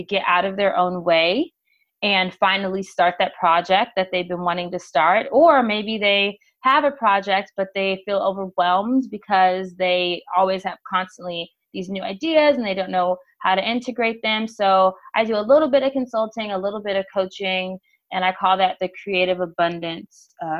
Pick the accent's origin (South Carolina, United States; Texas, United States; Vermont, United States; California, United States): California, United States; Los Angeles; Born and raised in Los Angeles, California